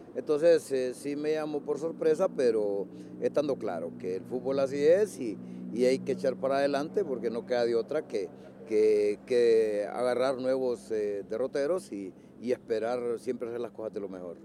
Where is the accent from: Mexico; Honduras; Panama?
Honduras